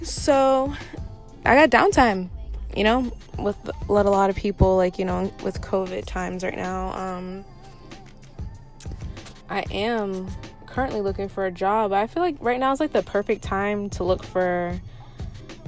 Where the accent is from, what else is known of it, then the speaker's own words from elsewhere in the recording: Orlando, Florida, United States; I'm from Orlando, Florida